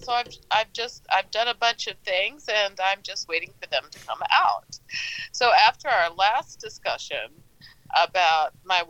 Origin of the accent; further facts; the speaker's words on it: St. Louis, Missouri, United States; moved away; he's from my hometown of St. Louis.